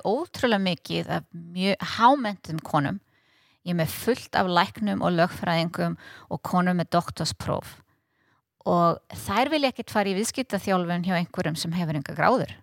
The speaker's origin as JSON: {"language": "Icelandic", "country": "Iceland", "said": "að vera frá Íslandi"}